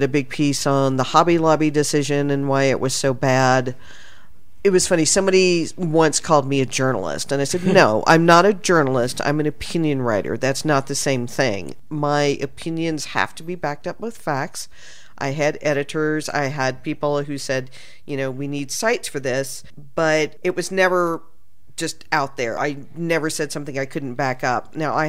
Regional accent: Texas, United States; I'm from Texas

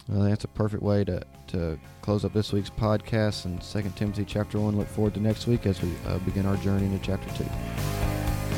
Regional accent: Alabama, United States; now in Memphis, United States; I'm definitely from Alabama

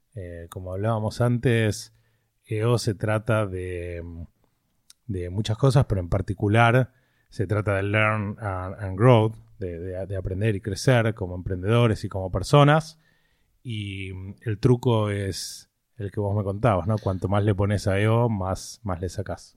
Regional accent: Greater Buenos Aires west zone, Buenos Aires Province, Argentina; moved away as an adult; now in Miami, United States; Nací en Capital, pero vivíamos en Morón, a los tres años nos mudamos a, a Burlingame, así que zona oeste de toda la vida

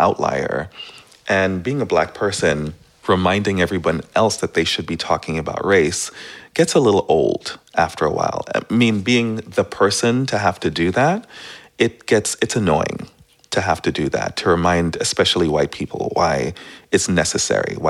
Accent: East Coast, United States; moved away as an adult; also born or lived in Caribbean / New York City; now in San Francisco, United States; I grew up on the East Coast and I'm from the Caribbean

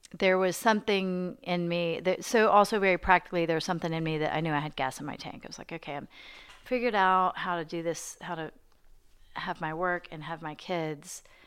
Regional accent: Arkansas, United States; moved away as an adult; also born or lived in New York / Cambridge, Massachusetts; now in Nashville, United States; I grew up in Arkansas

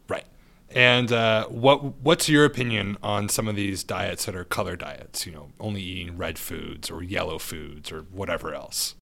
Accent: Santa Barbara, California, United States; I'm from Santa Barbara

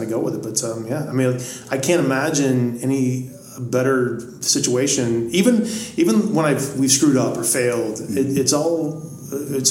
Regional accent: Greenville, South Carolina, United States; moved away as an adult; also born or lived in New York City; now in Marin County, United States; I started washing dishes in the nicest restaurant in my hometown of Greenville, South Carolina.

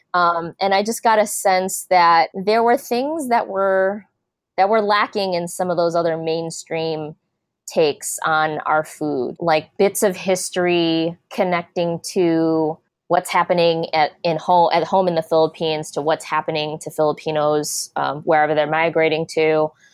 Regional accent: Des Plaines, Illinois, United States; I grew up in a suburb of Chicago called Des Plaines, and I grew up in the eighties

